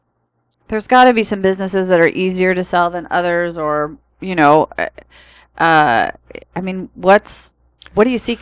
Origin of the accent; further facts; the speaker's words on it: Fairbanks, Alaska, United States; moved away as an adult; now in Columbia County, Oregon, United States; I was raised up there in Fairbanks, Alaska. Spent 18 years of my life up there.